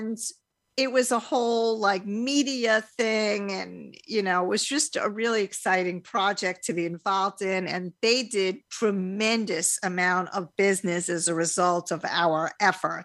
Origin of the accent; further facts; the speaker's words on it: Long Beach, New York, United States; I grew up in Long Beach, New York